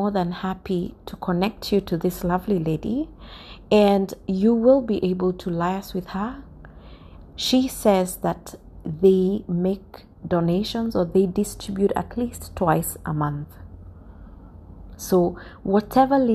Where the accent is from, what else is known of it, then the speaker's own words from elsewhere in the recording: Kenya; Kenya, my home country